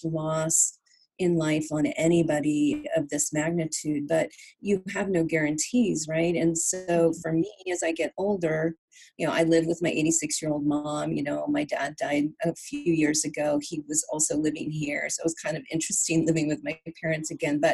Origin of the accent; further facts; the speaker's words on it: California, United States; moved away as an adult; also born or lived in Virginia; I was born and raised in California, but I lived in Virginia for 10 years